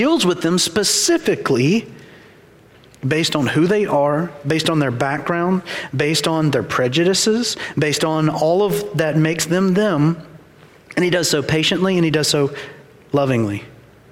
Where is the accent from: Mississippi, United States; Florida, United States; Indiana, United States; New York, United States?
Mississippi, United States; Ackerman; I grew up in Ackerman, Mississippi, small town, no red lights, three places to eat